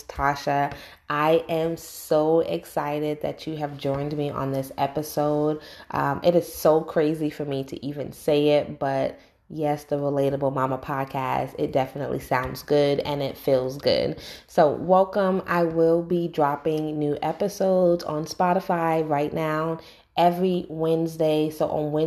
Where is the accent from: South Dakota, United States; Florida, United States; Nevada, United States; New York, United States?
New York, United States; New York City; moved away as an adult; now in North Carolina, United States; I was born and raised in New York and I live in North Carolina right now